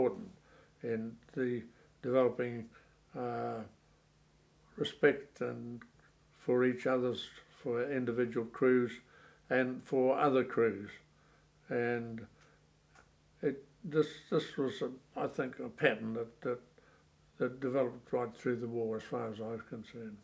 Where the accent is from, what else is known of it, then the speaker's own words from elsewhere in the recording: New Zealand; myself as a New Zealander